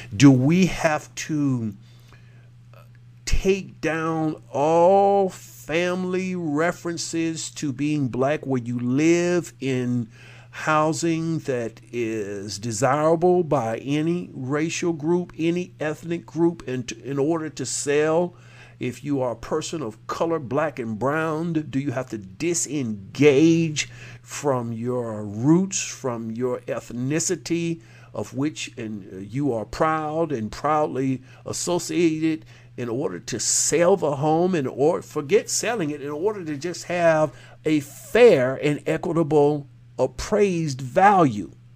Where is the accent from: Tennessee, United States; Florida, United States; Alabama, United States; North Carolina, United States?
Florida, United States; Jacksonville; in my hometown, eh, which is one of the more, uh, lenient areas of, uh, that speaking to this racial inequity, and it's always been that way since the Confederacy, Jacksonville, Florida